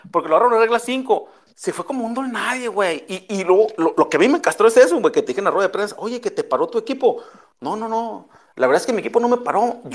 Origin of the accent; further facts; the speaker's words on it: Culiacán, Sinaloa, Mexico; Yo soy de Culiacán.